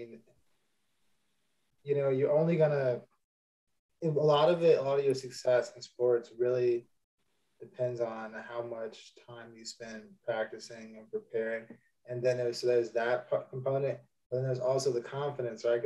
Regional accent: outside of Chicago, Illinois, United States; now in New York City, United States; I grew up outside of Chicago, so like a small town about an hour outside of the city

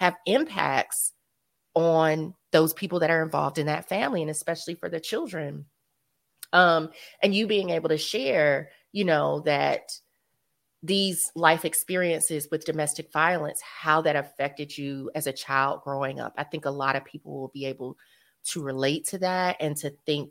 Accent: North Carolina, United States; now in New York, United States; growing up in North Carolina

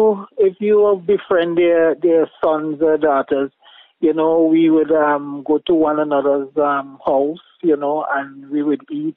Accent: Hopewell, St. Vincent & Grenadines; Grew up in a village you call Hopewell. That is just below Richland Park.

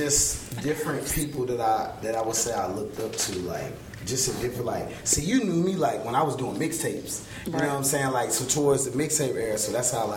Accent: Georgia, United States; now in Virginia, United States; I'm originally from Georgia

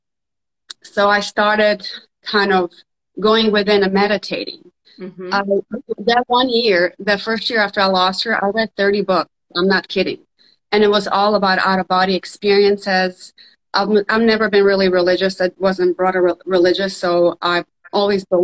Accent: Bosnia & Herzegovina; now in Jacksonville, United States; I'm originally from Bosnia. So I immigrated here during the Civil War in the 90s.

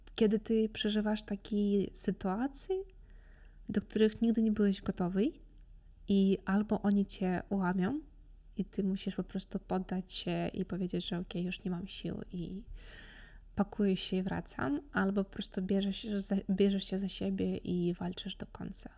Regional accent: Kherson, Kherson Oblast, Ukraine; Polish is a second language; moved away as an adult; now in Opole, Poland; pochodzę z Hersonia, to jest Czarne Morze

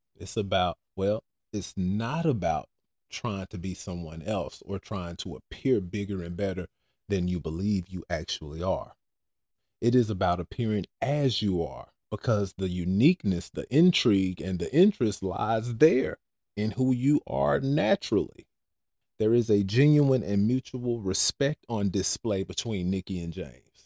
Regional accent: Cameroon; now in United States; I come from Cameroon.

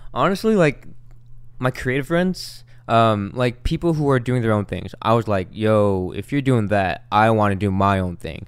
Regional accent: Long Beach, California, United States; the neighborhood that I grew up in is in Long Beach, and it's called Wrigley.

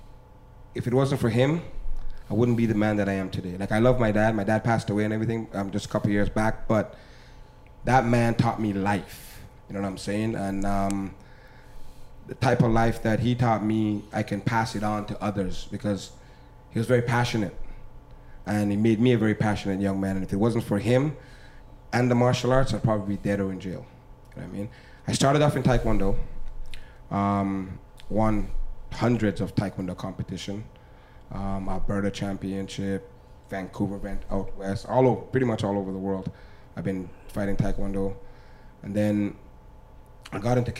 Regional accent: Grenada; now in Canada; I'm from Grenada

